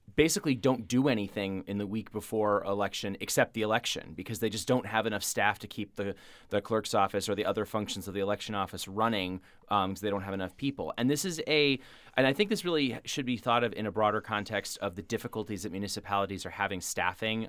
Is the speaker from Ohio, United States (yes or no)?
no; Springfield, Massachusetts, United States; I'm from Springfield